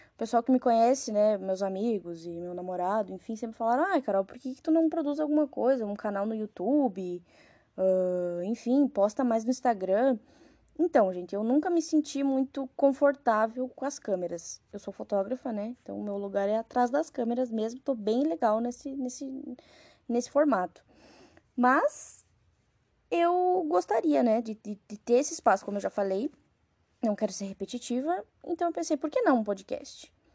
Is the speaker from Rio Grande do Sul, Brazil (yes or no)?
yes; Rio Grande do Sul, Brazil; moved away as an adult; now in Carapicuíba, Brazil; sou natural do Rio Grande do Sul